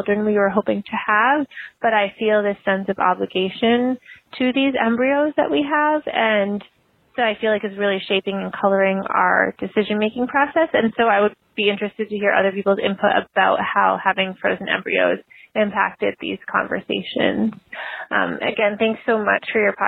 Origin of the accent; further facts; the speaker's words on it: Boston, Massachusetts, United States; I'm from the Boston area